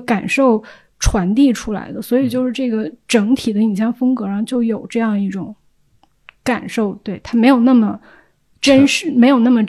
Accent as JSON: {"language": "Chinese", "region": "Inner Mongolia grassland", "country": "China", "tie": "born or raised there", "also_born_or_lived": "France", "moved": "yes", "said": "就是我是那儿出生长大的人，但是实际上我没有在场感。"}